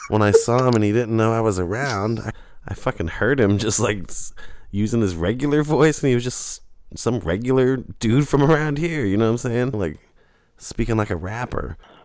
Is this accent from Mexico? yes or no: no; England, United Kingdom; I'm from England. In England, we call them...